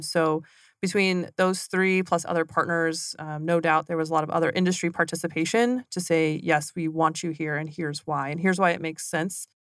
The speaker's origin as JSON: {"language": "English", "town": "McCook", "region": "Nebraska", "country": "United States", "tie": "born or raised there", "also_born_or_lived": "Southeast Kansas", "moved": "as an adult", "said": "I grew up in Southwest Nebraska"}